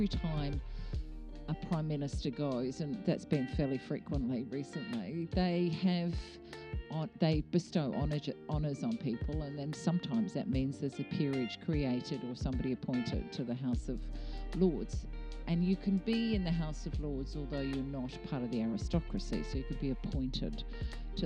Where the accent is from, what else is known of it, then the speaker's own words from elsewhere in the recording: Australia; I'm an Australian.